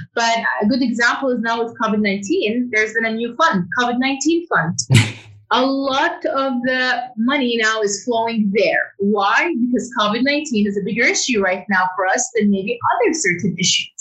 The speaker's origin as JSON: {"language": "English", "country": "Saudi Arabia", "tie": "born or raised there", "also_born_or_lived": "United Kingdom / London", "moved": "as an adult", "lives_now": "New York, United States", "said": "I grew up in Saudi Arabia, and then in 2011, 2019, I was based in the UK"}